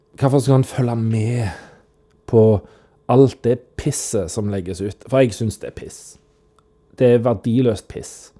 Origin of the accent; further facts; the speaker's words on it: Randaberg, Rogaland, Norway; Men jeg er fra Rantaberg